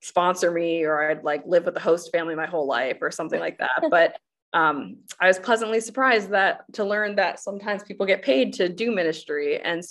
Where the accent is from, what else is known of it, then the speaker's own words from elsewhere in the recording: United States; I grew up in the United States